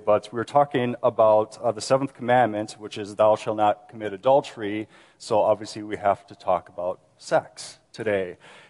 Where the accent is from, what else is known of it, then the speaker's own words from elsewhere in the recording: Minnesota, United States; And then I moved back to my home state of Minnesota, and that's where we came from today.